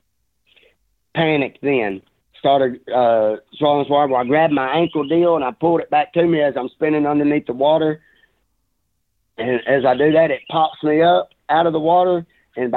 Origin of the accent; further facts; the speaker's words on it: Southeast Arkansas, United States; I was raised in Southeast Arkansas where I grew up swimming in these rivers